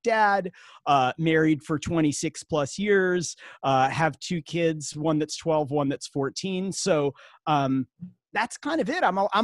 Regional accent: Hermosa Beach, California, United States; also born or lived in Queens, New York; now in Los Angeles, United States; I live in Los Angeles, California. I grew up in Hermosa Beach, California

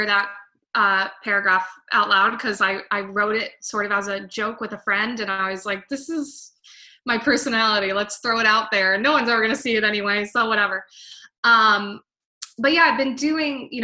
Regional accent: New Jersey, United States; also born or lived in Williamsport, Pennsylvania / New York City; I grew up in New Jersey, and then I went to school at Lycoming College in Williamsport, Pennsylvania

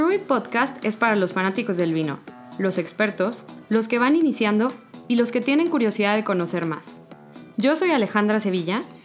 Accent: Mexico; nosotros como mexicanos

